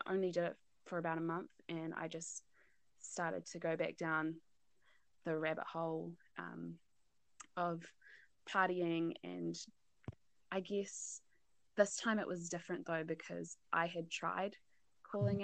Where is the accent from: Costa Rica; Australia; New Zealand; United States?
New Zealand; North Island; also born or lived in South Island, New Zealand; I'm from the North Island